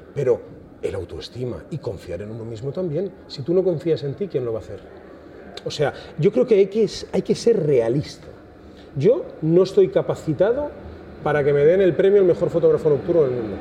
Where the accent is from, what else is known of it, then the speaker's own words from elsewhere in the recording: Cuenca, Castilla-La Mancha, Spain; moved away as an adult; now in Tenerife, Spain; Yo soy de Cuenca, vine a Tenerife